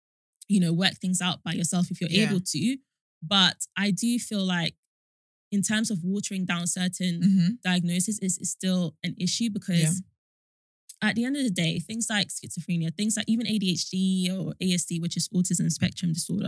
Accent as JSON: {"language": "English", "country": "Nigeria", "said": "And because even within like, I'm Nigerian and yeah."}